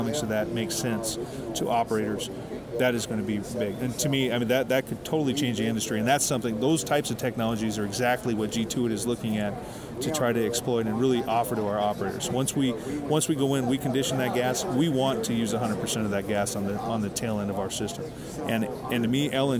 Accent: Billings, Montana, United States; From Billings, Montana. That's where our headquarters is.

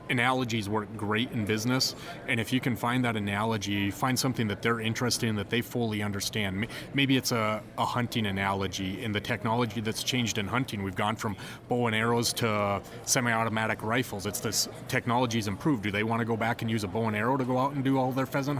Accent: Wolf Point, Montana, United States; also born or lived in Williston, North Dakota; now in Bismarck, United States; Grew up and went to high school in Wolf Point, Montana

